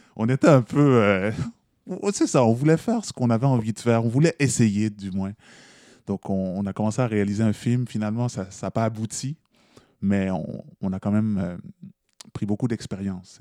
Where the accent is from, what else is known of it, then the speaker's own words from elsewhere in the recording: Montreal, Quebec, Canada; moi je suis né à Montréal. Euh, mes parents sont nés en Haïti, ils sont arrivés au Canada en 79